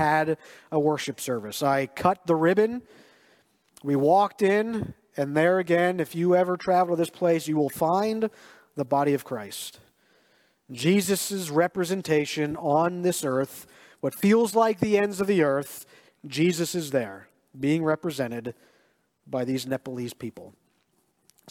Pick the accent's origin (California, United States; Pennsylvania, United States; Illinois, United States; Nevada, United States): Pennsylvania, United States; Lancaster County; also born or lived in Schuylkill Haven, Pennsylvania; growing up in Lancaster County, where as far as the eye can see is cornfields.